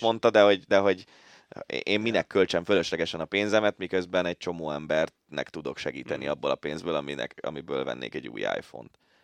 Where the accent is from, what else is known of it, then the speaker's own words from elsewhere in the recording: Budapest, Hungary; én angyalföldi gyerek vagyok